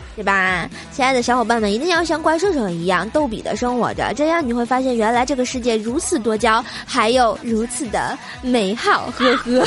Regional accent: Tianjin, China; 然后我们天津人就说啊

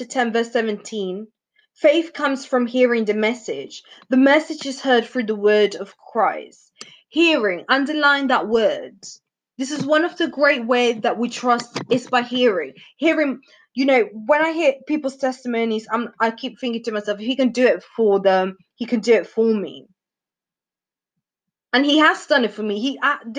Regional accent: Venezuela; moved away; I'm from South America, if you guys didn't know. Venezuela.

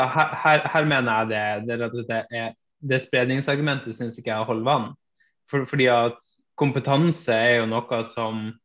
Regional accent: Hammerfest, Finnmark, Norway; jeg er født og oppvokst i Hammerfest i, i, Finnmark

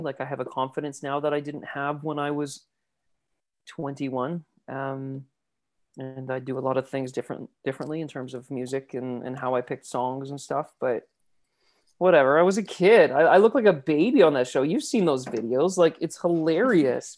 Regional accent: Abbotsford, British Columbia, Canada; Abbotsford, B C

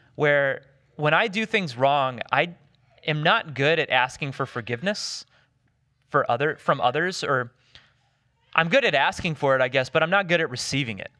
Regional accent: the South, United States; I grew up in the South

